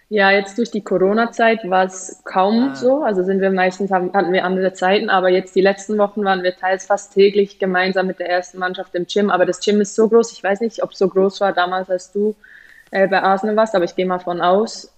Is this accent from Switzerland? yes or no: yes; Switzerland; moved away as an adult; also born or lived in Germany / England; als Schweizer